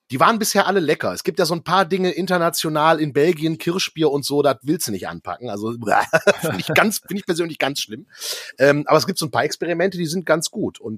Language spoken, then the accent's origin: German; Düsseldorf, North Rhine-Westphalia, Germany; als Düsseldorfer hat mich diese doch sehr bewusste Einschätzung sehr gefreut